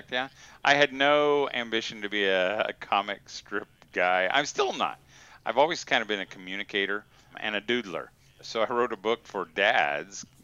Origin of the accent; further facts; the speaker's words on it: Indiana, United States; Indiana. Yeah. Indiana. Yeah, I'm a Hoosier. Yeah, I think it's probably been 17 years.